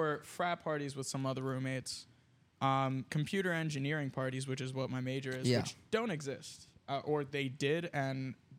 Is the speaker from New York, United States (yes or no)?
no; New Jersey, United States; I'm from South Jersey.